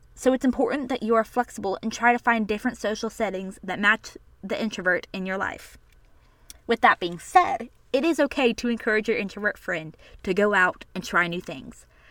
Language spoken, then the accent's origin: English; the South, United States; I was born and raised in the South, and so were my parents